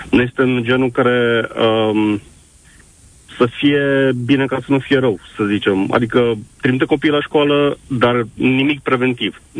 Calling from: Timișoara, Timiș County, Romania; Bună ziua! Sunt din Timișoara.

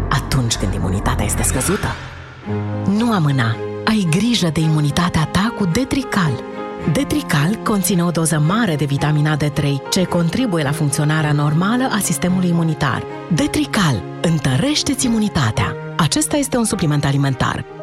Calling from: Iași, Iași County, Romania; Bună ziua, … … din Iași.

